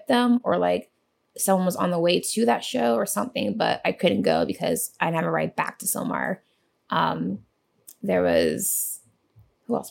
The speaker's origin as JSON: {"language": "English", "town": "Los Angeles", "region": "California", "country": "United States", "tie": "born or raised there", "also_born_or_lived": "Panorama City, Los Angeles / Portland, Oregon", "said": "born in Panorama City, but yeah, born and raised in Sylmar"}